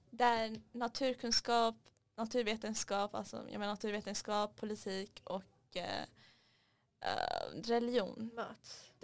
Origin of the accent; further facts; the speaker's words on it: Stockholm, Stockholm County, Sweden; Kolla jag, jag är från, från Alvik.